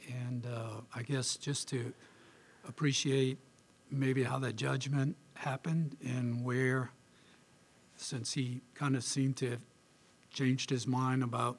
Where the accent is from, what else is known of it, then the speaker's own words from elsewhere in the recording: outside of Ann Arbor, Michigan, United States; I'm from outside of Ann Arbor, Michigan.